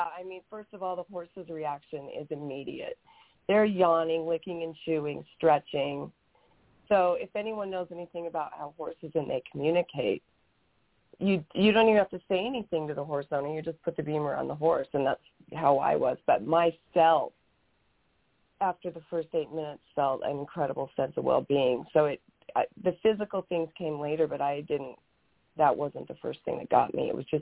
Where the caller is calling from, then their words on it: Camp Verde, Arizona, United States; I'm coming from Camp Verde, Arizona, which is just south of Sedona.